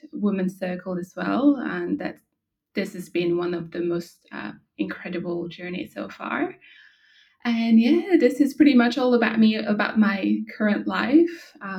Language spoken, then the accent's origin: English; France; now in Australia; So I'm originally from France, but I moved to Australia 5 years ago